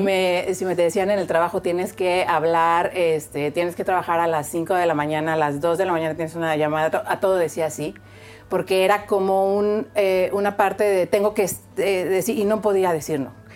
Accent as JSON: {"language": "Spanish", "country": "Mexico", "said": "soy mexicana"}